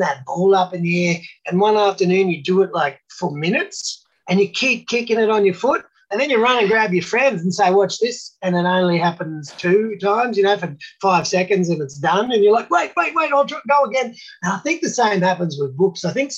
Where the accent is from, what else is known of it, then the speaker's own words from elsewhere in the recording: Australia; Love being Australian just like I do.